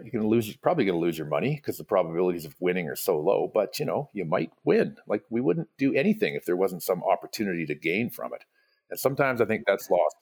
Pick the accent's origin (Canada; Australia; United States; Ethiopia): Canada; Vancouver Island, British Columbia; now in Canmore, Canada; I grew up on the West Coast of Canada, um, Vancouver Island